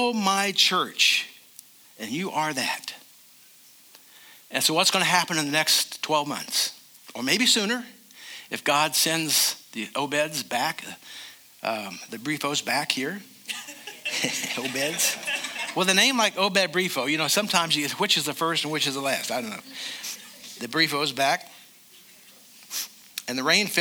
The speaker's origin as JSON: {"language": "English", "region": "California", "country": "United States", "said": "I said, California"}